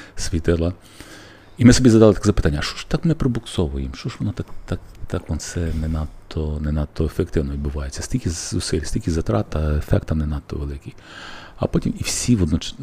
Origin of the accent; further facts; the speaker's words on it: Lviv, Lviv Oblast, Ukraine; я, як львів'янин